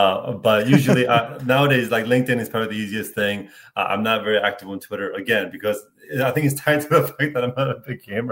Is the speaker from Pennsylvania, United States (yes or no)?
yes; Philadelphia, Pennsylvania, United States; moved away; I grew up in Philadelphia